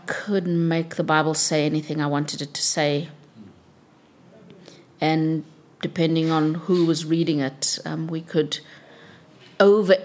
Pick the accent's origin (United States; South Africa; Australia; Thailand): South Africa; I grew up in South Africa during a time when I think the liberation struggle against apartheid was at its most intense.